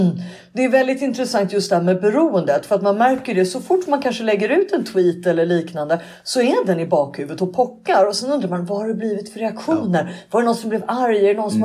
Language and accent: Swedish; Sweden; Vi är svenskar